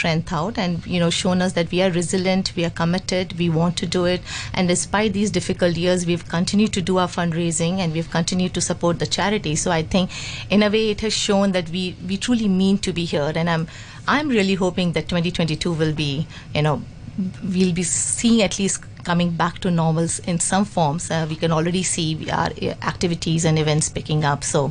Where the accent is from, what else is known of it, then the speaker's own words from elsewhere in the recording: Singapore; moved away as an adult; now in Hong Kong; I was moving from Singapore. That's you know, I'm a Singaporean